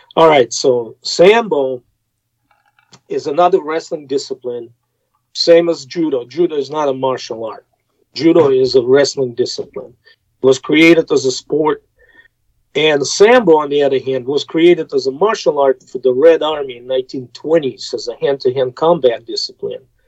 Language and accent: English; Russia; English is a second language; moved away as an adult; now in United States; growing up in Soviet Union